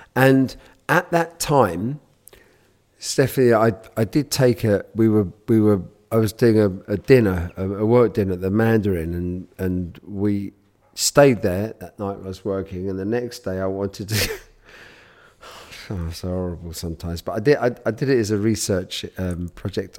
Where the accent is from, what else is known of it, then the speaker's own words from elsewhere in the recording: United Kingdom; I'm born British, and I, and I'm born Jewish